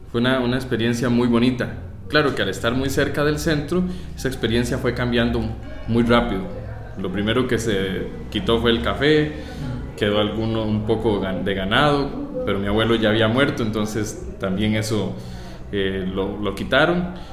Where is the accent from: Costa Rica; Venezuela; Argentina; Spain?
Costa Rica; Atenas, Alajuela; also born or lived in La Uruca, San José; mi infancia se desarrolló en Atenas. Sí, en en Boquerón de Atenas.